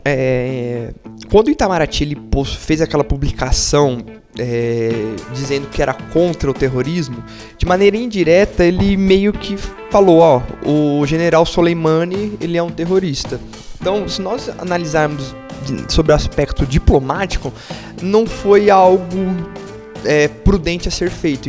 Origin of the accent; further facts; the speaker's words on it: Brazil; nosso dia a dia enquanto brasileiros